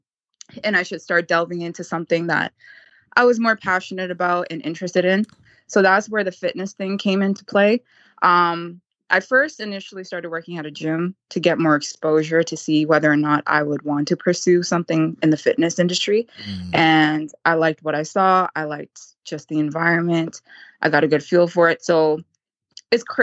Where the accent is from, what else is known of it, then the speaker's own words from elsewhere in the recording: Vancouver, British Columbia, Canada; I'm from Canada